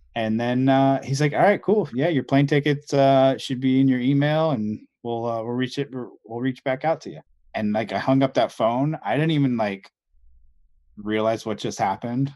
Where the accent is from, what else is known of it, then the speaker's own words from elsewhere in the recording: Deltona, Florida, United States; moved away; I grew up in a, a town called Deltona, which always gets confused with Daytona